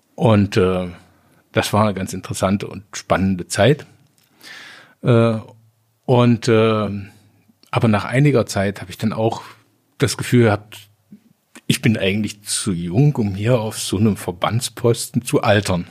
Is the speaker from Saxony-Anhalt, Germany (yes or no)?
yes; Sangerhausen, Saxony-Anhalt, Germany; also born or lived in Jena; now in Kirchscheidungen, Germany; ich bin geboren in Sangerhausen. Ja. Rosenstadt Sangerhausen